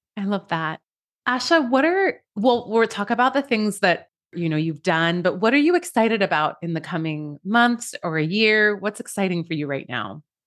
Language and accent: English; Iran; moved away; I'm an immigrant from Iran